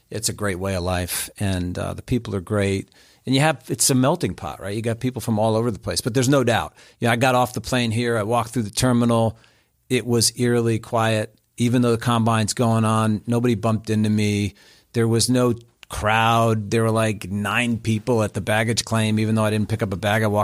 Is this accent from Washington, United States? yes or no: no; New Jersey, United States; moved away; also born or lived in Indiana; growing up in Jersey